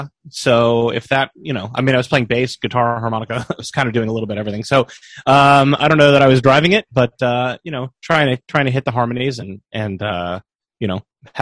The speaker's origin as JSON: {"language": "English", "region": "California", "country": "United States", "tie": "born or raised there", "said": "I grew up in California."}